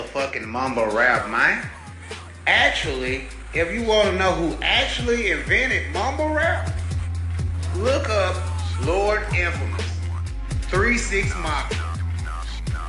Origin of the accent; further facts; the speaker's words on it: the South, United States; I'm from the South